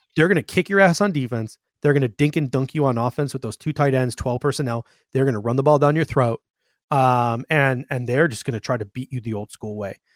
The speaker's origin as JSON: {"language": "English", "town": "Grand Island", "region": "New York", "country": "United States", "tie": "born or raised there", "moved": "yes", "lives_now": "Phoenix, United States", "said": "I grew up in Grand Island."}